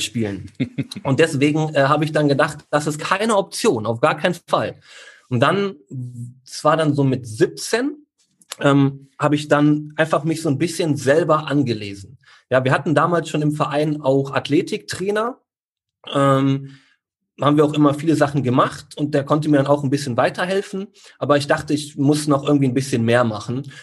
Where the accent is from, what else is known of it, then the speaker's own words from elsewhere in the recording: Neuss, North Rhine-Westphalia, Germany; hier in Neuss, wo ich herkomme